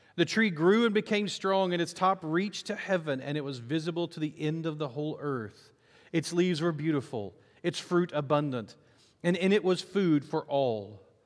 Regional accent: Nacogdoches, Texas, United States; I grew up in Nacogdoches, actually outside of Nacogdoches, actually outside of Appleby

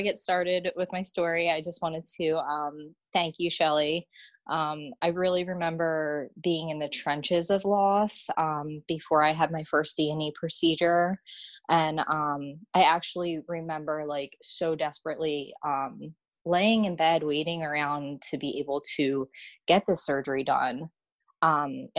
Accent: Washington Township, New Jersey, United States; also born or lived in Monroeville, New Jersey; I was born and raised in Washington Township, New Jersey

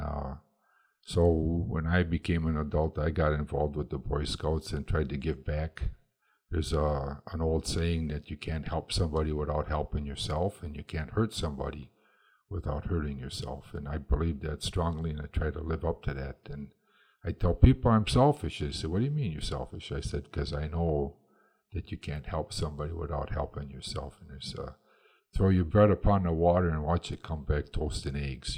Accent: Madison, Wisconsin, United States; we're from Madison, Wisconsin

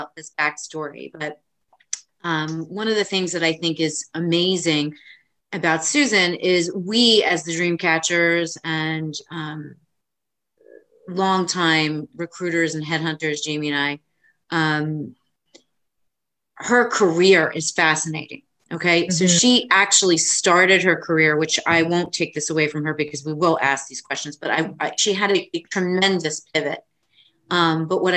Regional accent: Bergen County, New Jersey, United States; I'm not from Monmouth County, everyone knows here that I'm from Brigham County

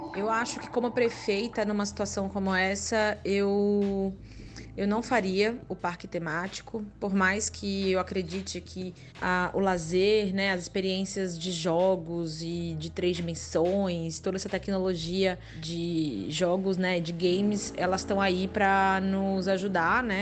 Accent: Aracaju, Sergipe, Brazil; now in São Paulo, Brazil; Aracaju, minha terra

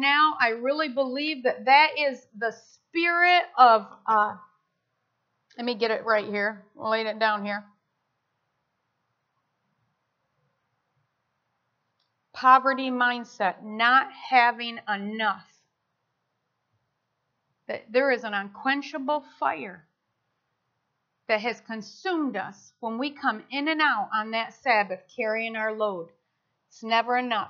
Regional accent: United States; I'm American. And I'm proud to be an American

